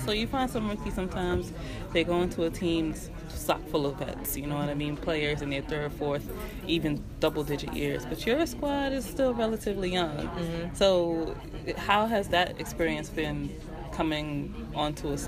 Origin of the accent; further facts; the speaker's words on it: New York, United States; you're in New York. You're in my hometown